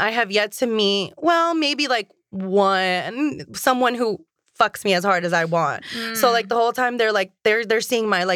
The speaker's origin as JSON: {"language": "English", "region": "Florida", "country": "United States", "moved": "yes", "lives_now": "Los Angeles, United States", "said": "I'm from Florida"}